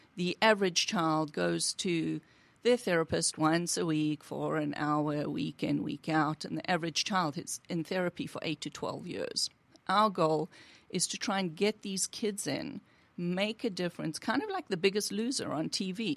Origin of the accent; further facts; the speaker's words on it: South Africa; now in United States; I'm originally from South Africa